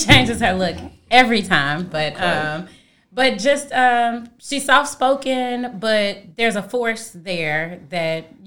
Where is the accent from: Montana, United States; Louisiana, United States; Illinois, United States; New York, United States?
Illinois, United States; Chicago; now in St. Louis, United States; I'm from Chicago